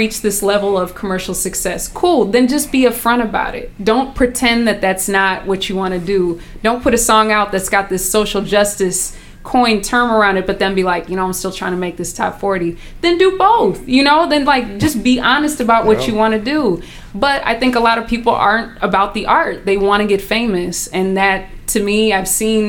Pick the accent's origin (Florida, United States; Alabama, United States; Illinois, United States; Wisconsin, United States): Illinois, United States; Chicago; now in Minnesota, United States; I'm born, you know, I'm from Chicago.